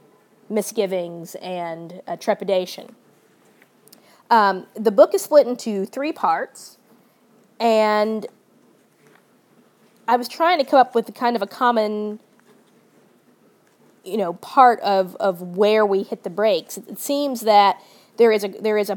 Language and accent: English; the South, United States; growing up in the South